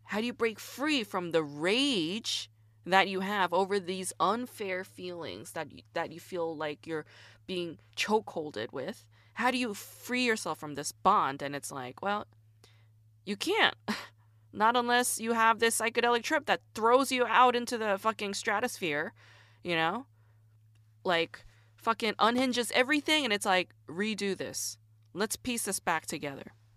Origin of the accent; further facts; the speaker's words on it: United States; a Korean American woman growing up in the United States.